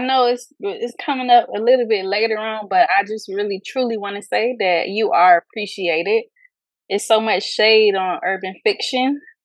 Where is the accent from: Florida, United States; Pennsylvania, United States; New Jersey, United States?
Florida, United States; Fort Lauderdale; I am from Fort Lauderdale, Florida